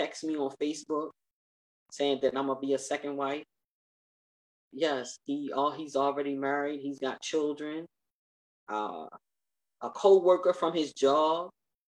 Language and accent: English; United States; I'm an American woman, although I'm a Muslim American woman